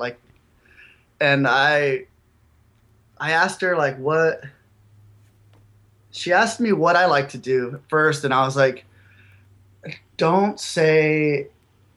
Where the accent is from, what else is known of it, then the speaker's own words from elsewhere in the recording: Imperial Valley, California, United States; also born or lived in Yuma, Arizona / El Centro, California; I was born in Yuma, like Arizona, and then I grew up in when I was till like 11 or 12, I grew up in a factory, Placer City, California